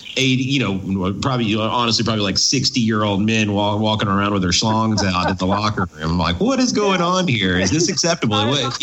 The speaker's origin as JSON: {"language": "English", "town": "Maryville", "region": "Tennessee", "country": "United States", "tie": "born or raised there", "said": "I'm from Maryville, Tennessee."}